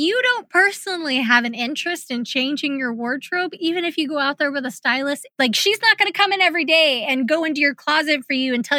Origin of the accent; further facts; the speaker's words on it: Kansas, United States; also born or lived in Los Angeles, California; I grew up in Kansas, even though I was born in LA.